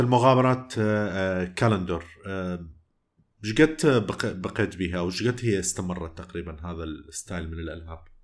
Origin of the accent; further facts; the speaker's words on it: Iraq; moved away; also born or lived in Jordan; لثنتنا احنا عراقيين